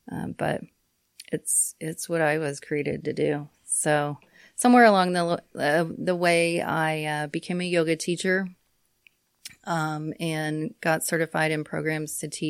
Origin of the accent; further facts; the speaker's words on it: Cimarron, Kansas, United States; Well, I grew up in Cimarron, out in southwest Kansas. Grew up and graduated from there in 1989.